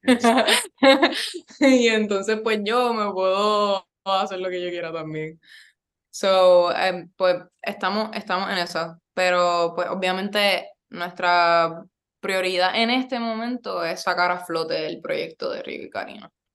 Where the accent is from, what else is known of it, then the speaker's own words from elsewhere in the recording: Yauco, Puerto Rico; moved away as an adult; also born or lived in Ponce / Río Piedras; yo soy de Yauco, del pueblo del café. Este, estudié toda mi vida allí. Nací en Ponce, pero viví, vivo en Yauco, bueno, vivía en Yauco desde que tenía como un año